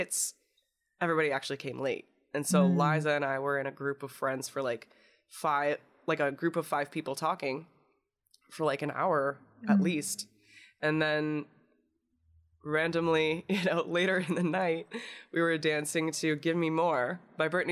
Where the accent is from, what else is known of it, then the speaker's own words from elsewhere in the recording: Indiana, United States; I'm from Indiana